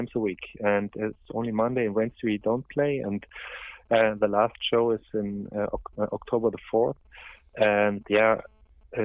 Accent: Oberammergau, Bavaria, Germany; I was born in Oberammergau

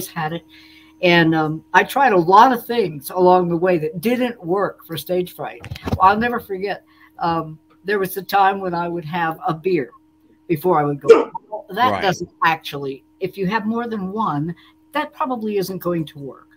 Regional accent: Bloomsburg, Pennsylvania, United States; moved away; also born or lived in Nashville; I did grow up in Pennsylvania

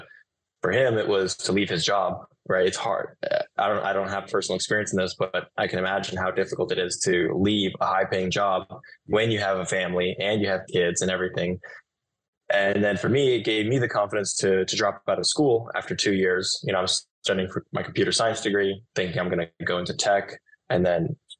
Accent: Silicon Valley, California, United States; I grew up in Silicon Valley.

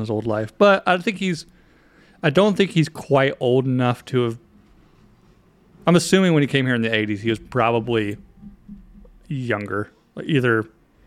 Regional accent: North Carolina, United States; moved away; I grew up in North Carolina

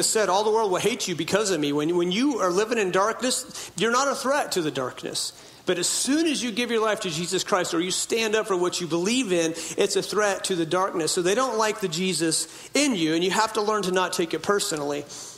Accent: Hoopa Valley Indian Reservation, Northern California, United States; I was born in Hoopaw Indian Reservation in Northern California.

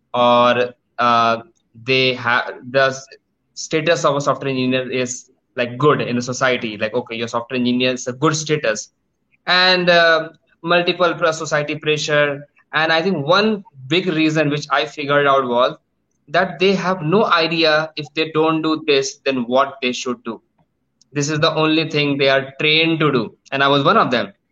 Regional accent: India; I am from India, but due to some uh, work, right now I am sitting in Thailand

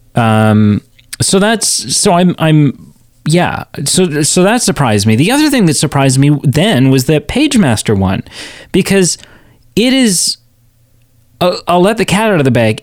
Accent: Canada; a two-year-old Canadian in nineteen ninety-four

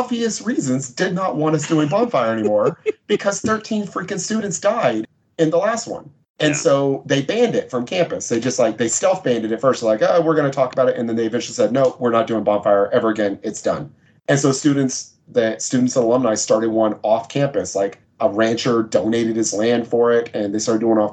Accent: Texas, United States; I'm from Texas

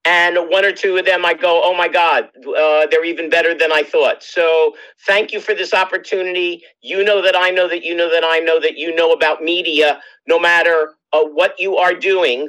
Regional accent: Bethesda, Maryland, United States; born or raised there; moved away as an adult; also born or lived in Brooklyn, New York / Washington, D.C.; now in Maui, United States

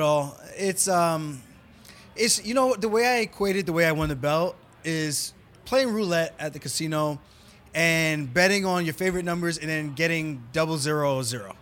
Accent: New York, United States; moved away as an adult; now in Las Vegas, United States

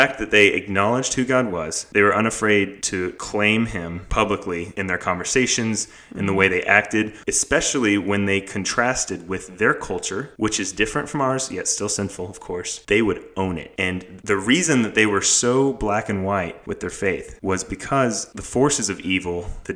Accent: the South, Southern United States, United States; I am Southern boy. I grew up in Bless Your Heart

